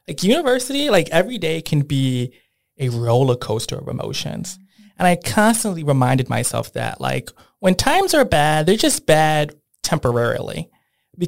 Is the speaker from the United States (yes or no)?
yes; Bridgeport, Connecticut, United States; I grew up in Bridgeport